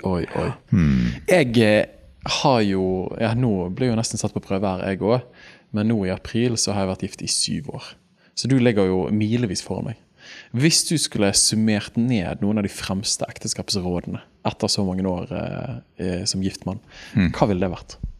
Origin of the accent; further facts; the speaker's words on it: Bergen, Vestland, Norway; Jeg er jo Åsane-gutt